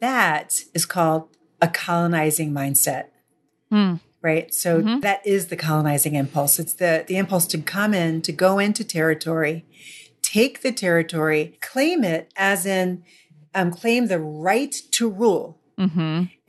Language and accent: English; Midwest, United States; how does New York City interact with my history as a Midwesterner?